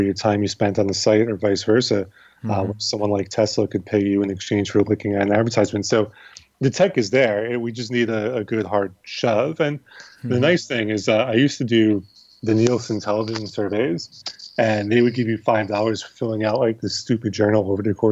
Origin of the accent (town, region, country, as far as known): United States